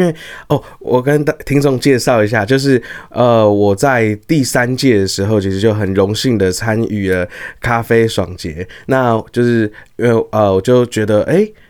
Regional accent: Taiwan; 我们台湾人

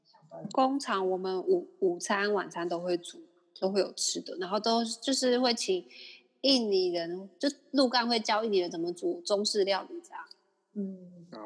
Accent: Taiwan; 我们台湾人

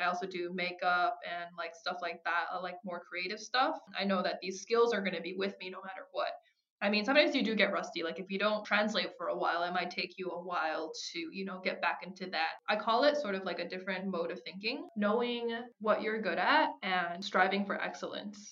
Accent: Minnesota, United States; moved away; I grew up in Minnesota

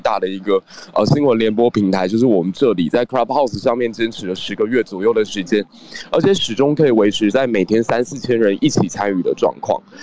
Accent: Taiwan; 我自己是出生在一个九六年台海危机的那样的环境之下

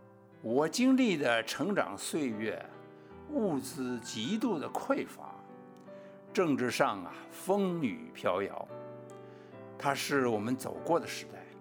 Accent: Beijing, China; now in Taiwan; 他们有时候就听不懂广播电台播放的相声，就问我这个从北平来的孩子，他们都在讲啥子哟？

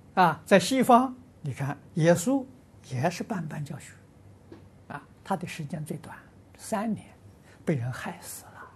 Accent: Lujiang, Anhui, China; moved away; 我的老家家乡，啊，安徽庐江

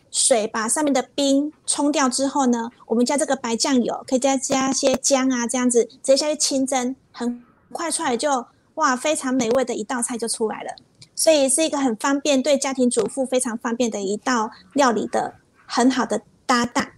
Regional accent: Taiwan; 我们就是台湾人

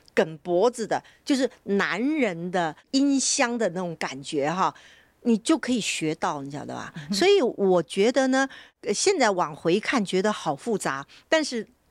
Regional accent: Taiwan; 我从小在台湾我们学习的时候呢，那时候比较没有受到大陆的这个，呃，演戏的影响哈，所以我们在台湾呢，我是什么流派都演的

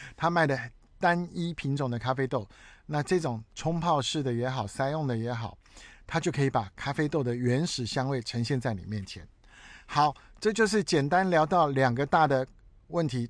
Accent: Taiwan; 我是台湾人、中华民族的人、黄种皮肤

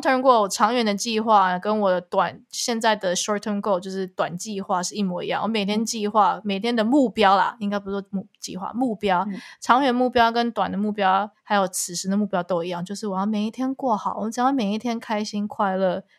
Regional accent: Taiwan; moved away; also born or lived in Canada; 我没有选择回台湾做音乐

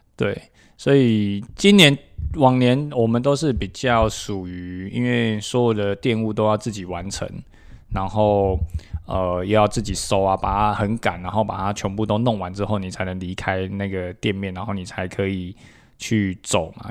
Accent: Taipei, Taiwan; moved away as an adult; now in Taichung, Taiwan; 因为我是一个台北人

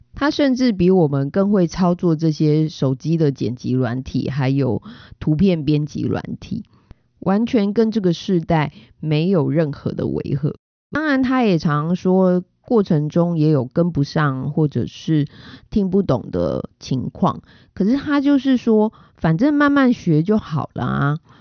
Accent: Taiwan; 身为台湾人实在是很骄傲，也很幸福

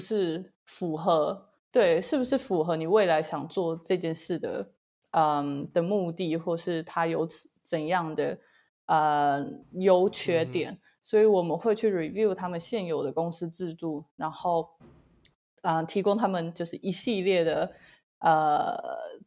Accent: Taiwan; moved away as an adult; now in United Kingdom; 在来英国之前，我就是土生土长台湾人

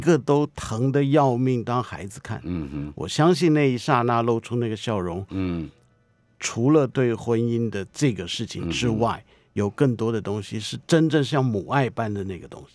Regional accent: Taipei, Taiwan; 我的老家附近的场景

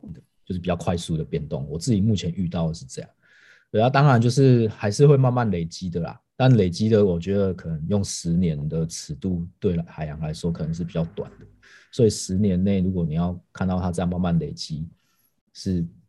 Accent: Tainan, Taiwan; 我是台南人，然后我们家以前是四代同堂，就是我阿公阿嬷还有阿祖都还， 还没过世的时候，都还在的时候，所以我们家是那种很大家庭，都住在一起

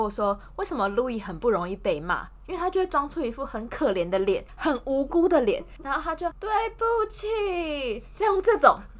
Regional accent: central-southern Taiwan, Taiwan; 你就知道我们中南部人比较不喜欢走斑马线，就喜欢横越马路。

